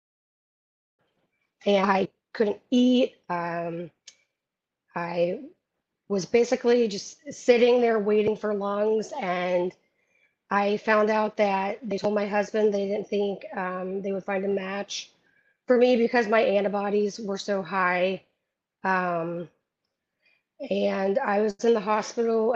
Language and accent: English; Atlanta, Georgia, United States; moved away as an adult; now in Chapel Hill, United States; I live in Chapel Hill, North Carolina, but I am from Atlanta, Georgia.